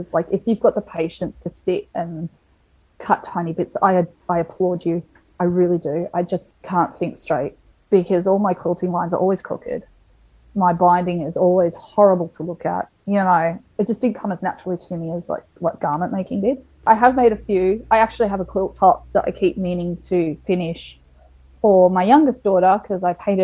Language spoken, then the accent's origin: English; Melbourne, Victoria, Australia; moved away as an adult; also born or lived in Townsville; we're originally from Melbourne